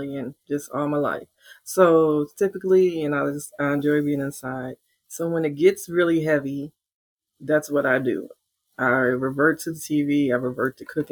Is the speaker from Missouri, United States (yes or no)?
yes; St. Louis, Missouri, United States; I'm from St. Louis